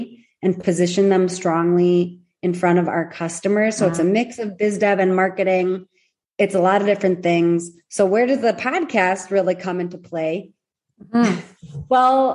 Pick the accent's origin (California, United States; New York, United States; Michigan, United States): Michigan, United States; accent: Midwestern; now in Tel Aviv, Israel; I'm originally from Michigan, so you might hear a good Midwestern accent